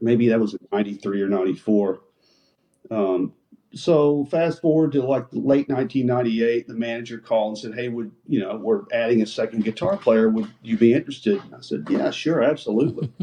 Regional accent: Dallas, Texas, United States; I grew up in Dallas in the '60s. We had a really good station here called KLIF

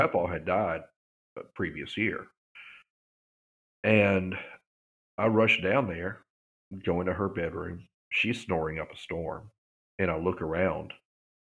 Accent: Vicksburg, Mississippi, United States; growing up in Vicksburg

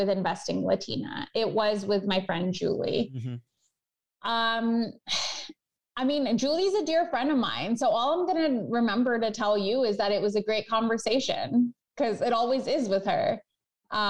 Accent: Chicago, Illinois, United States; I love my hometown. I love Chicago

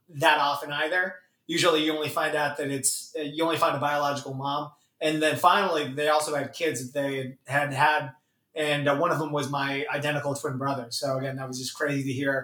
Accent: Camarillo, California, United States; also born or lived in South Korea; I was raised in Southern California. I came out from Korea when I was 8 months old, raised in Camarillo, which is a town about an hour north of Los Angeles

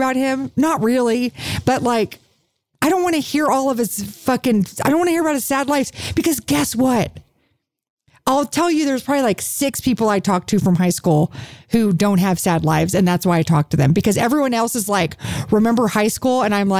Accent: Houston, Texas, United States; moved away; where'd you grow up? And I said, Houston

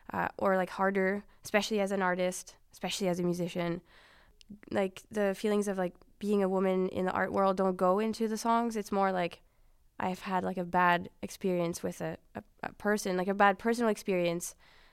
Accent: Montreal, Quebec, Canada; Yeah. Being French Canadian or Quebecois.

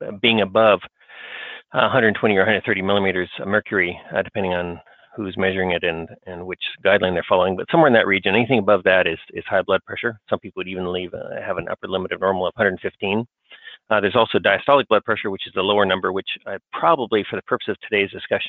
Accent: Australia; moved away as an adult; now in United States; I was raised in Australia.

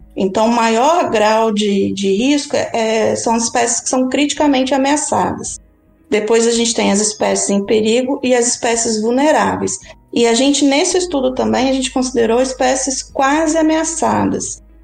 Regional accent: Espírito Santo, Brazil; cresci no Espírito Santo, próximo ao litoral

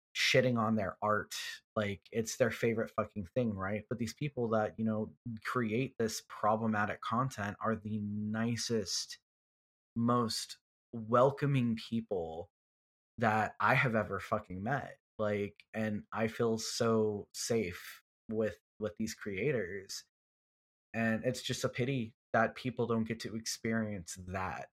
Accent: Houston, Texas, United States; I'm from Houston

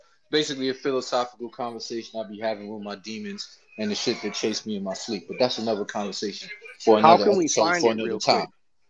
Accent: New York City, New York, United States; I'm from New York.

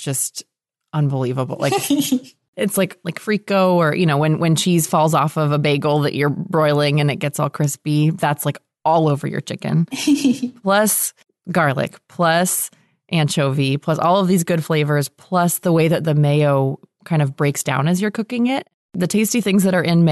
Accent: California, United States; growing up in California

